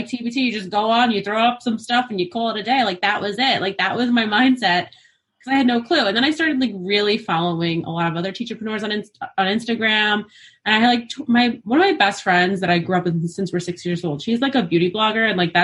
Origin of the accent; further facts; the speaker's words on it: New York, United States; I'm from New York. I teach in Queens